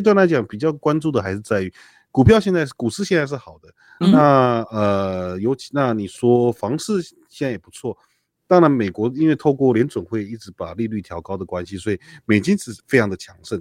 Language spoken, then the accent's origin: Chinese; Taiwan; 像我在眷村长大的